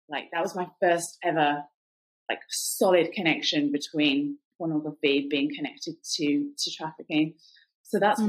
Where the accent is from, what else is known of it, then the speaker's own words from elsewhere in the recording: England, United Kingdom; accent: British; moved away as an adult; also born or lived in Cambodia; now in United States; I'm from England originally